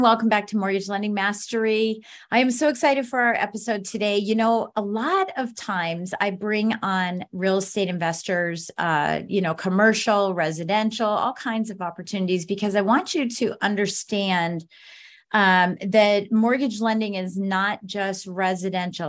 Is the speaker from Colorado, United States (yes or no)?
yes; Colorado Springs, Colorado, United States; moved away; I'm originally from Colorado Springs, Colorado